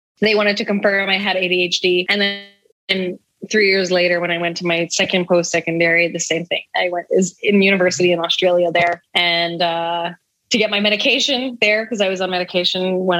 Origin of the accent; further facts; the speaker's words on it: Calgary, Alberta, Canada; moved away as an adult; also born or lived in Vancouver, Canada; now in Mexico; I'm from Calgary, Alberta in Canada, which is super cold right now